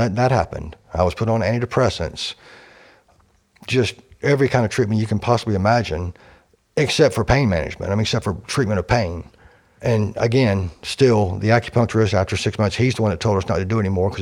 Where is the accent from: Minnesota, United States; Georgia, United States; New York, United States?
Georgia, United States; Warner Robins; Warner Robins, Georgia. I literally was born and raised here